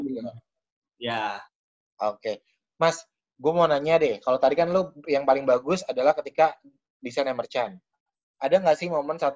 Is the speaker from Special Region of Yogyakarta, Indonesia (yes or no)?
no; Kendari, Southeast Sulawesi, Indonesia; born there; Eh, kebetulan saya lahir di Kendari. Oh, besar berarti lahir di Kendari. Nah, tapi saya sebenarnya dari pulau lain dekat Kendari juga.